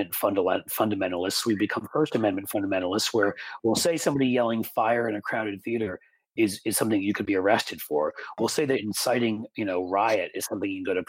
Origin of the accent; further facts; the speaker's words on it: United States; as an American